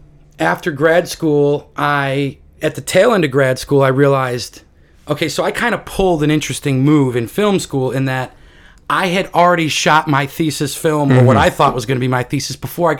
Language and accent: English; Texas, United States; You know, I'm from Texas.